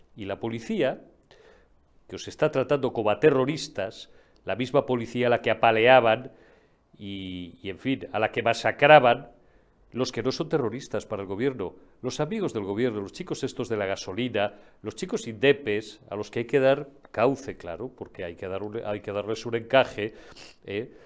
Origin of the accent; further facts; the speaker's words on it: Zamora, Castile and León, Spain; en mi tierra zamorana